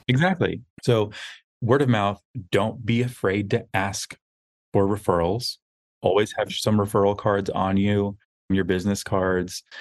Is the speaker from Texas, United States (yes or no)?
yes; outside of Austin, rural Texas, United States; We grew up outside of Austin where it was very small, very conservative